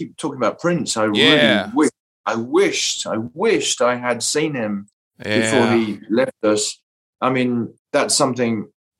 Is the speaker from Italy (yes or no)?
no; Aylesbury, South East England, United Kingdom; moved away; a club in my hometown in England. The town was called Aylesbury